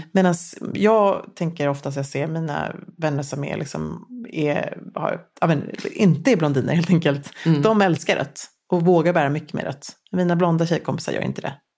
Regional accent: Luleå, Norrbotten County, Sweden; jag växte upp i Luleå

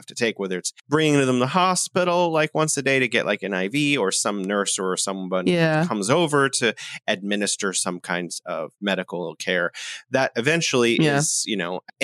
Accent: United States; now in China; as an American

